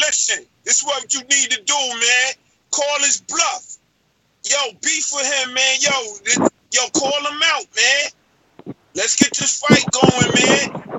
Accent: New York City, New York, United States; I'm from the East Coast. You heard? I'm from New York, my brother.

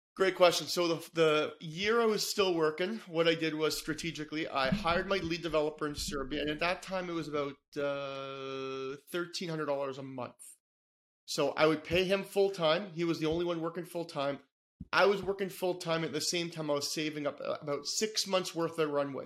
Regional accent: Toronto, Ontario, Canada; born and raised in Toronto, Canada

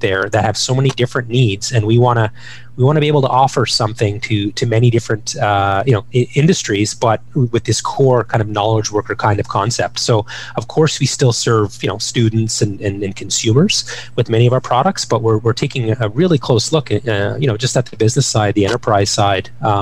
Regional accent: Ottawa, Ontario, Canada; Growing up in Ottawa

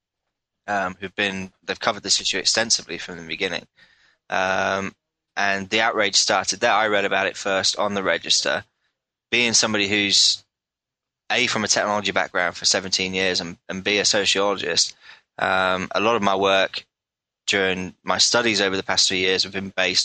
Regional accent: England, United Kingdom; I'm from England

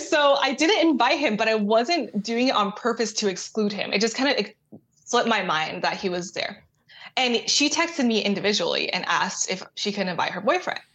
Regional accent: Austin, Texas, United States; I grew up in Austin

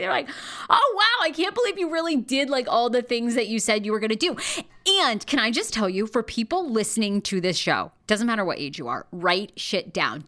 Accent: Rangeley, Maine, United States; now in Los Angeles, United States; I grew up in Maine. Born and raised, I was born in this tiny town called Rangeley, Maine, in northern, um, northern Maine.

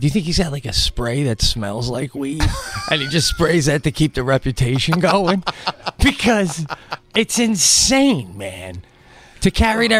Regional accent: Long Island, New York, United States; I grew up on Long Island.

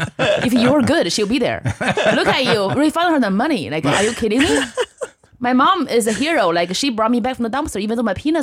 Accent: northern China, China; English is a second language; now in United States; I grew up in China in the 90s.

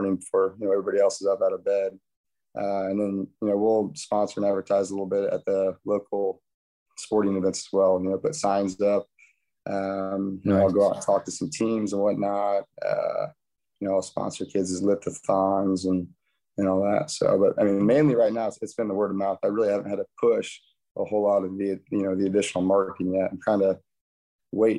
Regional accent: Paulding, Ohio, United States; moved away as an adult; also born or lived in Cincinnati, Ohio; I grew up here in Paulding, and my wife and I lived in Cincinnati for 7-8 years

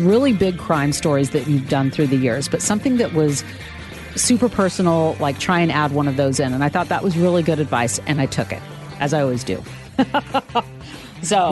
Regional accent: Sacramento, California, United States; moved away; in news radio in my hometown of Sacramento

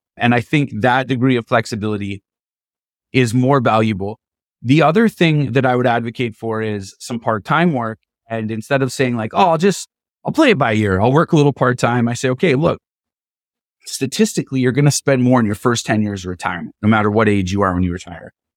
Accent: Canada; as a Canadian

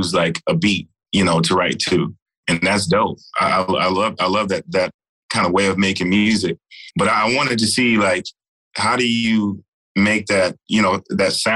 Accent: Texas, United States; I'm from Texas

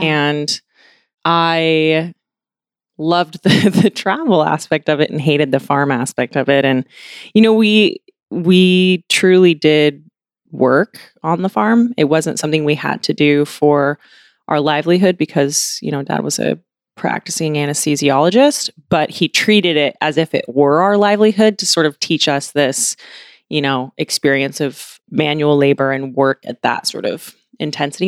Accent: Washington, United States; I grew up in Washington State. I grew up on a farm, mostly in Washington State

